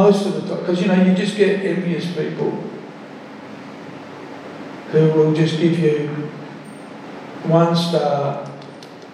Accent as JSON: {"language": "English", "country": "Australia", "also_born_or_lived": "Melbourne / South Australia", "said": "From Australia"}